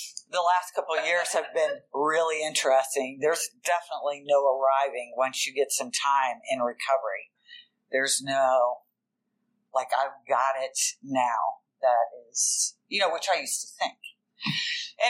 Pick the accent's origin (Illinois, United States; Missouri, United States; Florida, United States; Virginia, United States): Virginia, United States; Richmond; I'm from Richmond, Virginia